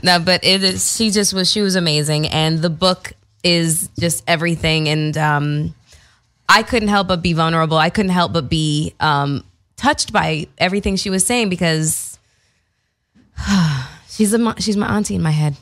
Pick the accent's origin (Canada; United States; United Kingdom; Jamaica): Canada; moved away; I am from Canada